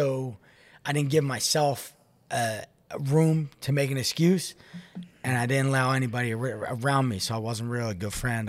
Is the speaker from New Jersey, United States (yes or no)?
no; Philadelphia, Pennsylvania, United States; born or raised there; moved away as an adult; also born or lived in Florida